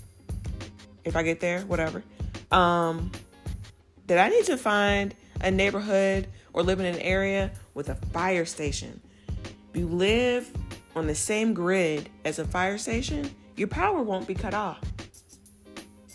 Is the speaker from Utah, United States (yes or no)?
no; Virginia, United States; moved away as an adult; now in Texas, United States; I grew up in Virginia